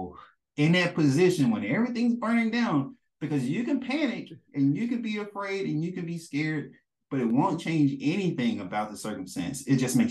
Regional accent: Mississippi, United States; now in Maryland, United States; I'm a man from Mississippi

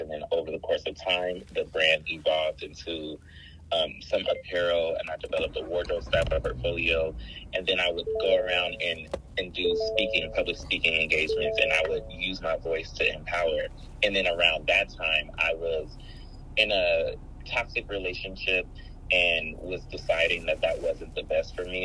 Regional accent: Los Angeles, California, United States; you were born and raised in Los Angeles and not just LA, but South Central. Mm. I grew up in the jungles area, which is uh, right near Baldwin Hills

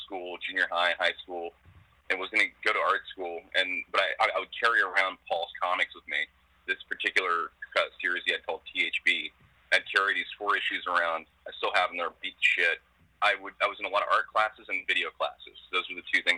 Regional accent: Westerville, Ohio, United States; moved away as an adult; also born or lived in Boise, Idaho / New York City; I'm about 5 minutes away from the hospital where I was born

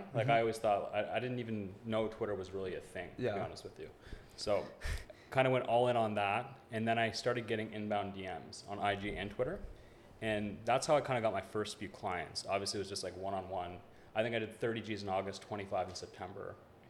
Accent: Toronto, Ontario, Canada; moved away as an adult; also born or lived in Bali; now in Dubai, United Arab Emirates; my family, actually, we're from Canada, so I'm from Toronto.

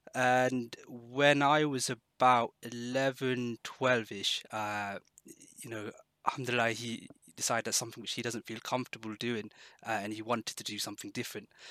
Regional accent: Exeter, South West England, United Kingdom; moved away as an adult; also born or lived in London; I moved from London uh, back to Exeter, uh, the area where I grew up

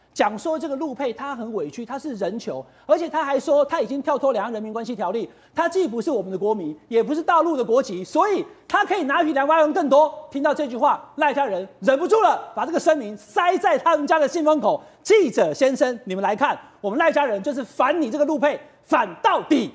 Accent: Taichung, Taiwan; 我台中人

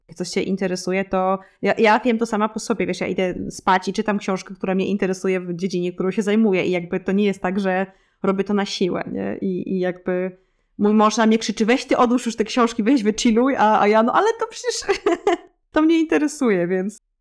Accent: Lublin Voivodeship, Poland; moved away as an adult; now in Switzerland; ja pochodzę z Lubelskiego, e, też z małej miejscowości

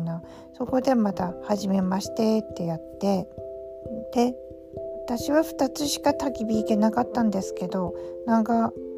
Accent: Aomori, Japan; accent: Tsugaru dialect; now in Tokyo, Japan; 実は私も青森なんですよ、ということで、なぜか東京にお互い住みながら、こんな風に津軽弁が出てきたりとか

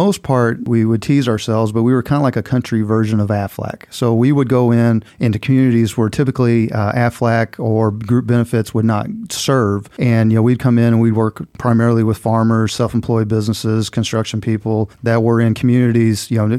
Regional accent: Missouri, United States; I'm originally from Southeast Missouri, which, you know, you will chuckle, all you Southern boys down here, but, you know, Southeast Missouri had more in common with Memphis than it did with the rest of Missouri, right? It was a pretty Southern-ish, country-ish upbringing.

